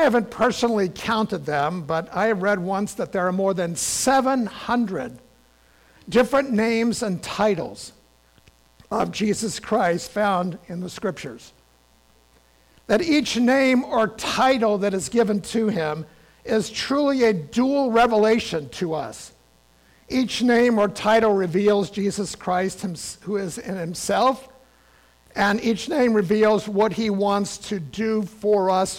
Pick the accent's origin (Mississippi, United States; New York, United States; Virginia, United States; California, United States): Virginia, United States; Richmond; my great-grandparents, who lived on a farm about 50 miles from my hometown in Richmond, Virginia